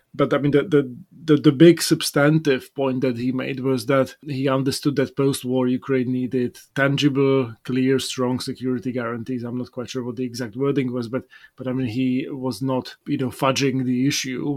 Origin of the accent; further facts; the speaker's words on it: Bratislava, Bratislava Region, Slovakia; moved away; my first trip back to my hometown